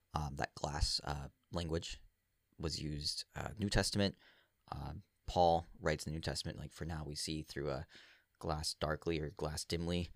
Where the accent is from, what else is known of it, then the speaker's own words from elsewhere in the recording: Virginia, United States; now in New England, United States; I grew up down here. I grew up in Virginia.